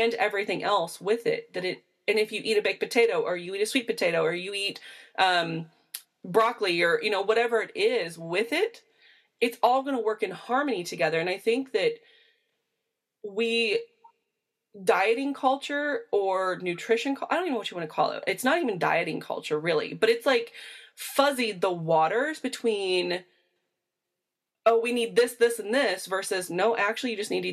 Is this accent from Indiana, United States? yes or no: yes; Indiana, United States; where I come from in Indiana